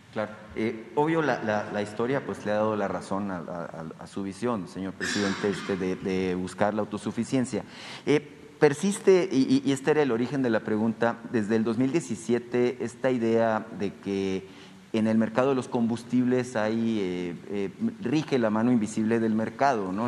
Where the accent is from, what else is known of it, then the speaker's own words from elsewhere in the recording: Sonora, Mexico; yo vengo de Sonora